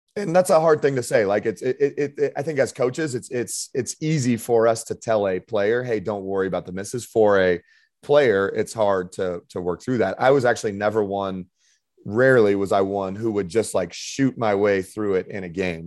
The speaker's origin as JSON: {"language": "English", "town": "Denver", "region": "Colorado", "country": "United States", "also_born_or_lived": "Irvine, California / Spain", "moved": "as an adult", "said": "I'm from Denver, Colorado"}